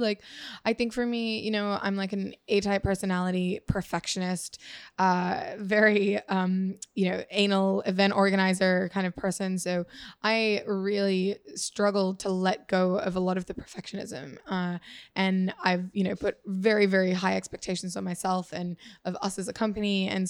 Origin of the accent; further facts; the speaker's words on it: Singapore; now in Australia; I grew up a lot in Asia. So I went to high school in Singapore, and we moved here originally from my dad's job back in 2002, I think.